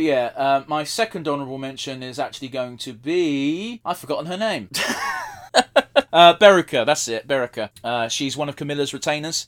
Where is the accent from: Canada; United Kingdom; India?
United Kingdom; we're British.